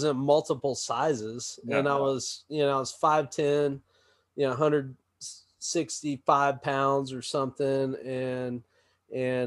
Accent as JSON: {"language": "English", "region": "Florida", "country": "United States", "tie": "born or raised there", "said": "I grew up in Florida"}